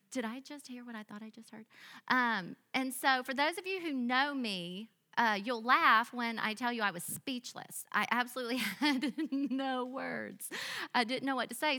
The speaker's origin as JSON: {"language": "English", "town": "Biloxi", "region": "Mississippi", "country": "United States", "tie": "born or raised there", "said": "I grew up in a small, sweet church in Biloxi, Mississippi."}